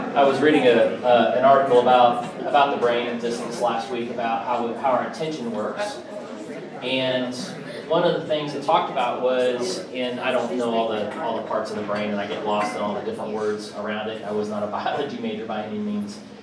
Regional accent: Kansas City, Missouri, United States; now in Nashville, United States; I grew up in Kansas City, and you know, snow in the winter, it was cold. Had kind of that Midwest card

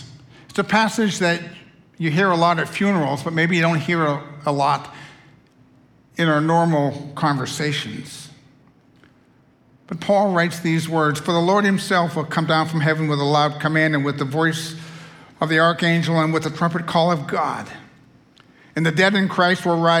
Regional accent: United States; I'm an American

